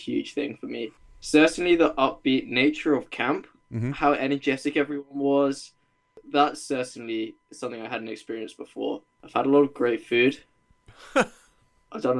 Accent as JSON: {"language": "English", "town": "Norwich", "region": "East of England", "country": "United Kingdom", "also_born_or_lived": "Leeds", "said": "I'm from Norwich in England"}